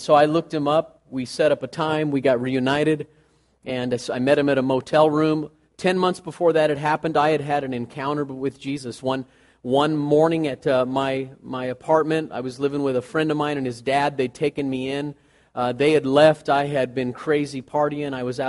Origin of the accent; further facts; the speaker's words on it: California, United States; also born or lived in Hot Springs, Arkansas; So we went from Southern California to Hot Springs, Arkansas, and I was born in Hot Springs, Arkansas. Yeah, I was there about 6 months and we moved, but I've always been able to say I was born in Hot Springs, Arkansas. And we moved back to California.